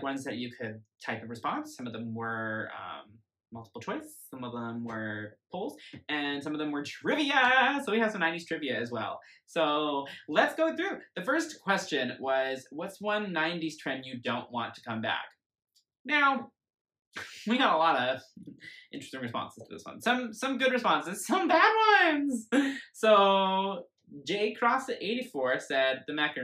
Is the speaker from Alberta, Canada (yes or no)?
no; Lake Country, British Columbia, Canada; also born or lived in Terrace, British Columbia; we moved away from Terrace into Lake Country when I was 5 going on 6.